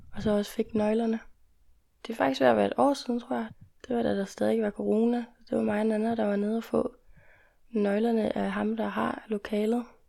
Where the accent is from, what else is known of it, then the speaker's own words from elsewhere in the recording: Jutland, Denmark; når vi kommer fra Jylland, fra en lidt mindre